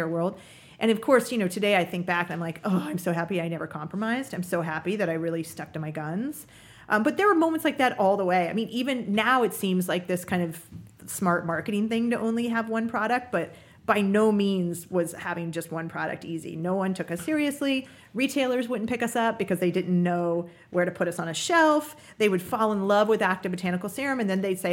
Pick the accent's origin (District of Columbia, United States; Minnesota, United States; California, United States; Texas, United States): California, United States; Napa Valley; I come from Napa Valley, from a world that's very focused on quality and craftsmanship